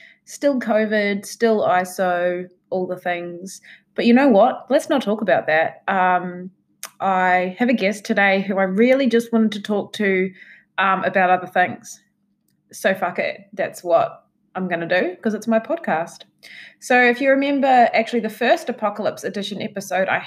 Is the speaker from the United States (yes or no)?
no; New Zealand; now in Tasmania, Australia; being from New Zealand